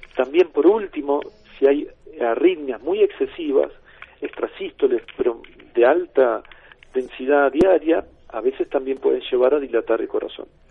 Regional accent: Argentina; como Buenos Aires, en mi país

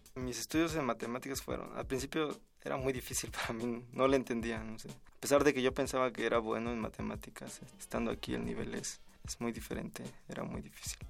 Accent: Matías Romero, Oaxaca, Mexico; moved away as an adult; now in Mexico City, Mexico; Yo nací en un pueblo que se llama Palomares. Mi municipio es Matías Romero y pertenece al, istmo de Tehuantepec, es una región de, Oaxaca

